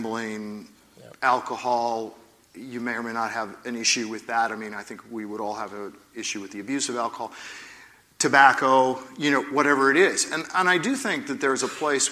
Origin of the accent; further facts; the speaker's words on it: Oregon, United States; I'm from Oregon